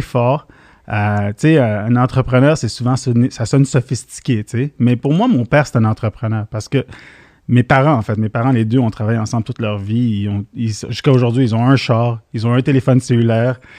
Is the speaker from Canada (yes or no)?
yes; Montreal, Quebec, Canada; born or raised there; accent: Québécois; also born or lived in Syria